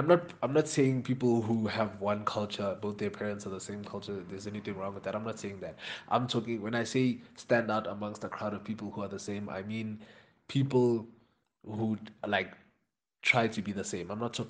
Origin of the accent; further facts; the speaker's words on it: Jamaica; he started mentioning the fact that I'm Jamaican to some people, right?